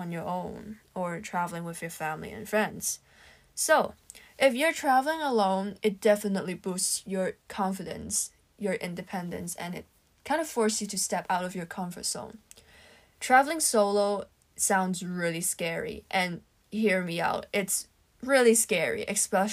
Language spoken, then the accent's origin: English; Hong Kong; Growing up in Hong Kong, it's common for families to travel outside the city during holiday breaks